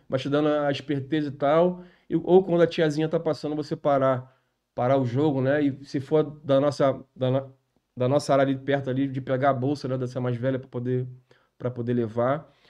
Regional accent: Rio de Janeiro, Brazil; also born or lived in Vista Alegre; eu sou nascido é e criado no, no, no Irajá

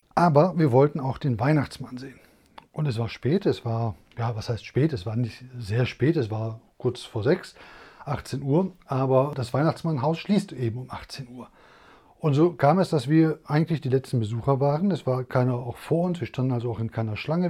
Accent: Essen, North Rhine-Westphalia, Germany; wir kommen aus Essen

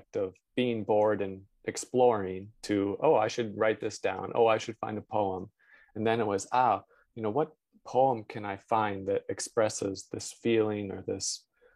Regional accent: London, Ontario, Canada; moved away as an adult; also born or lived in Vancouver, Canada / New York, United States / Toronto, Canada; I grew up in London, Ontario

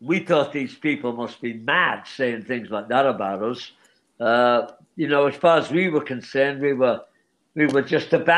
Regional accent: Liverpool, North West England, United Kingdom; we grew up in Liverpool

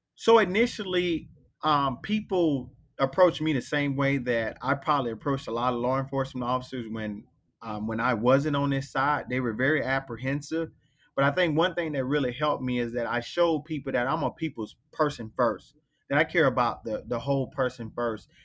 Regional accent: Belle Glade, Florida, United States; moved away; I grew up in Belglade, Florida, which is a little small town in Palm Beach County

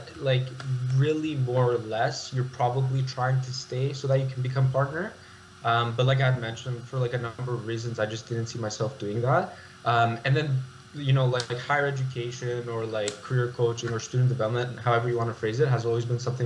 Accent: Toronto, Ontario, Canada; born and raised in Toronto

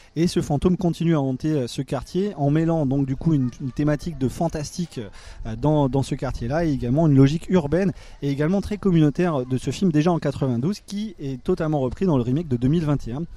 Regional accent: France; en tant que Français

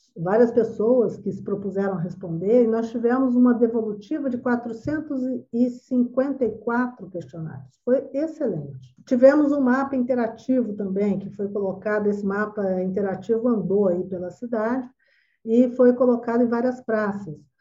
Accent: Campo Grande, Mato Grosso do Sul, Brazil; Eu sou campo-grandense

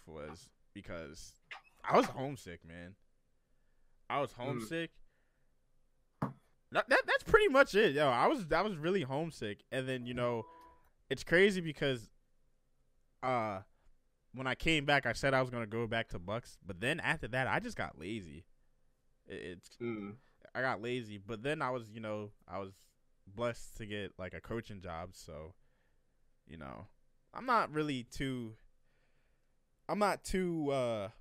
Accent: Bensalem, Pennsylvania, United States; moved away as an adult; also born or lived in Virginia; I'm from Bensalem. Like, we're right there near Philly

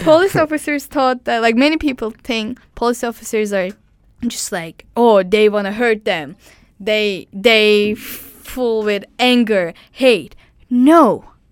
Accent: Turkey; English is a second language; moved away as an adult; I come from Turkey

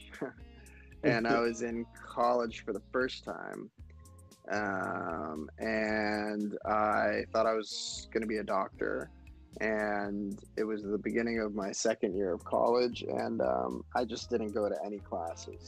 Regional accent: Miami, Florida, United States; moved away; I'm also from Miami originally

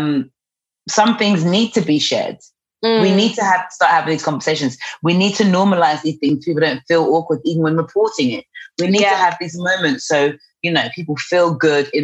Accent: London, United Kingdom; growing up in New Cross, being around that kind of environment

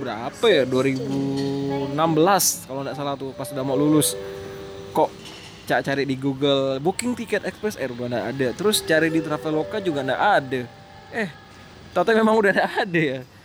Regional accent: Pontianak, West Kalimantan, Indonesia; bahasa Melayu sana keledar kita Pontianak

